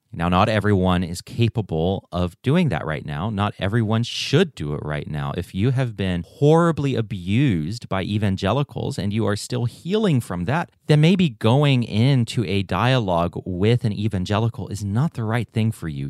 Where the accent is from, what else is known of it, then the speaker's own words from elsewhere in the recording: United States; also born or lived in Taiwan; I was raised in a missionary setting here in the States